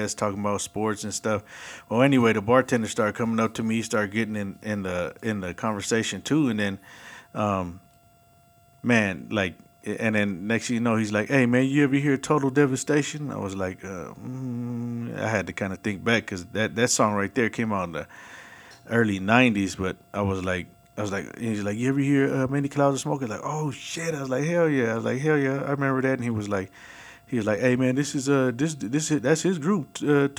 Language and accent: English; Bay Area, California, United States; accent: Bay Area accent; moved away; growing up in the Bay Area